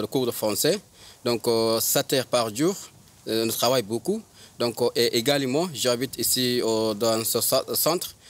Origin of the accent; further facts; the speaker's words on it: Darfur, Sudan; French is a second language; moved away as an adult; also born or lived in Libya / Italy; now in Calais, France; J'ai quitté le Darfour